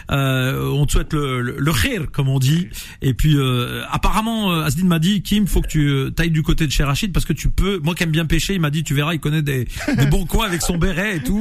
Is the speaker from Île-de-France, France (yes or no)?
yes; Thiais, Île-de-France, France; moi je suis de Thiers.